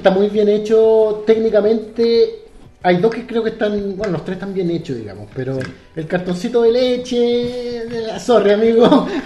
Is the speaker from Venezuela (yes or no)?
no; Chile; Somos chilenos